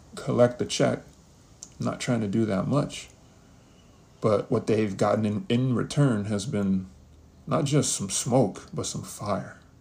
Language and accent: English; New York City, New York, United States; also born or lived in Kansas; I was born in Kansas. I was raised in the Bronx. New York, New York, that is 10455 to be exact, 212